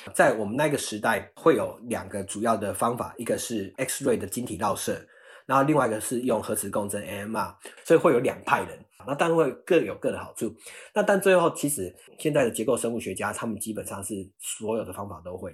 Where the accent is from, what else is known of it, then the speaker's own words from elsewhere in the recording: Chiayi, Taiwan; moved away; also born or lived in Australia; 我是嘉义人，比较郊外的地方，走几步路会有比较大片的天空